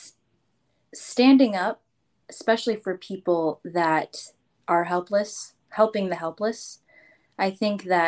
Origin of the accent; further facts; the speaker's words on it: California, United States; I am a California girl. I was raised in the rancheros in the desert, not the beach